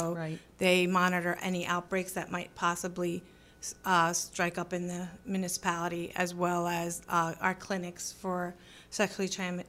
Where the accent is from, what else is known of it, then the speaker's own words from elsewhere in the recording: Hamilton, New Jersey, United States; moved away as an adult; also born or lived in Stockton; now in Vineland, United States; I am actually from Hamilton. I grew up there.